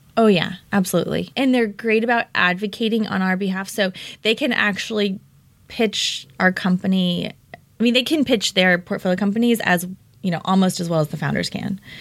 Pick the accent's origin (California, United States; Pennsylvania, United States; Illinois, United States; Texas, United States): California, United States; Orange County; also born or lived in Denver, Colorado / Bay Area; now in Los Angeles, United States; raised in Orange County